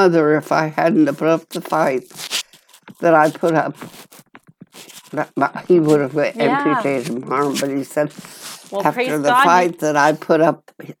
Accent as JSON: {"language": "English", "town": "Gillette", "region": "Wyoming", "country": "United States", "tie": "born or raised there", "said": "when I was 5, we moved from Gillette, Wyoming, out on a homestead, 40 miles from Gillette."}